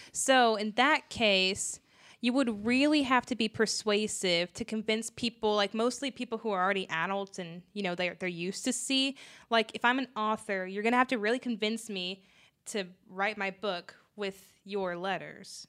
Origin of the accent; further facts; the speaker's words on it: United States; since we are in America, we're American citizens